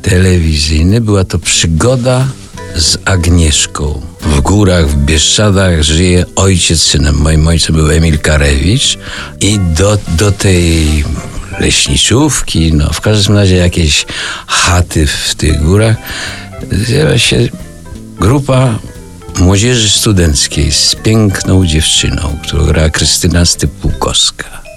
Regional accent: Puławy, Lublin Voivodeship, Poland; ja pochodzę z Nadwisły, z Puław

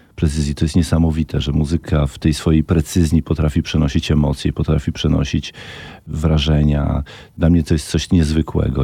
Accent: Brańsk, Podlaskie Voivodeship, Poland; moved away as an adult; also born or lived in Ciechanowiec; now in Warsaw, Poland; Mieszkałem w Brańsku mhm. przez całe 15 lat, do momentu, kiedy się właśnie wyprowadziłem do Ciechanowca.

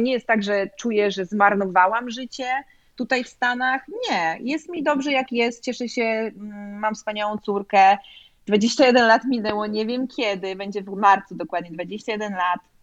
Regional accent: Poland; also born or lived in Chicago, United States; now in Sarasota, United States; jestem z Polski

